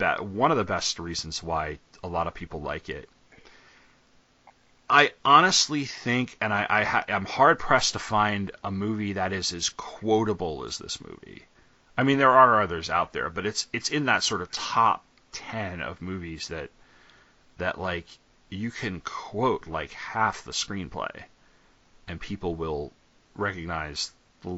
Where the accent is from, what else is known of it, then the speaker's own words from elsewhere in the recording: New York, United States; I'm from New York